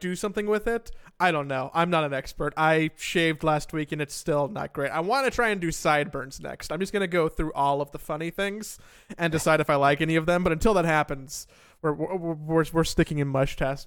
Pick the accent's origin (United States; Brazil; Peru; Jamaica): United States; Los Angeles, California; moved away; also born or lived in Florida; growing up in Los Angeles